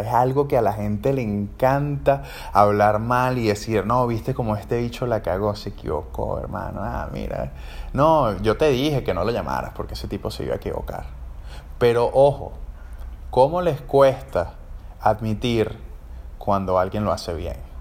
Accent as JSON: {"language": "Spanish", "town": "Caracas", "region": "Capital District", "country": "Venezuela", "also_born_or_lived": "Asunción, Paraguay", "moved": "as an adult", "said": "soy trompetista venezolano, soy de Caracas"}